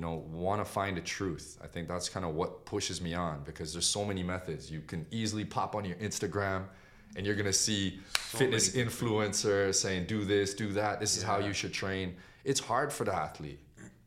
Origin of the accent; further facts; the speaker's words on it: Pickering, Ontario, Canada; growing up in Canada, you're exposed in the elementary school system to all different kind of sports